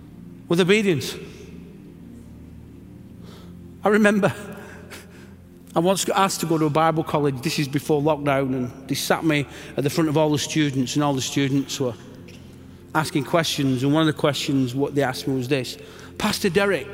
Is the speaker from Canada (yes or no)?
no; England, United Kingdom; And I'm just an Englishman here because I've got good friends.